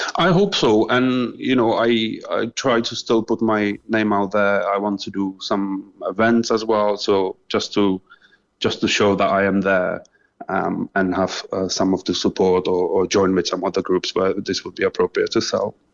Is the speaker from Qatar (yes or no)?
no; Czechia; moved away as an adult; also born or lived in England; now in Cork, Ireland; I'm originally from Czech Republic, um, so I was living just normal childhood really. Uh, before in 2012, I moved to England.